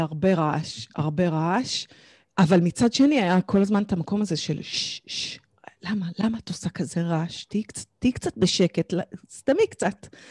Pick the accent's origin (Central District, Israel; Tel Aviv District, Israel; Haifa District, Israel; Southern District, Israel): Central District, Israel; Kfar Saba; גדלתי בכפר סבא, ילדה טובה כפר סבא